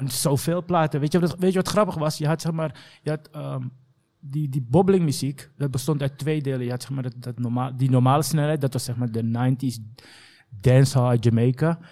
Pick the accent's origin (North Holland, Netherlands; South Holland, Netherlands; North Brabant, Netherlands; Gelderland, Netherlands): North Holland, Netherlands; Amsterdam; also born or lived in The Hague; ik heb zeg maar een groot gedeelte van mijn jeugd doorgebracht in Bosselomer tot mijn negentiende, of achttiende eigenlijk.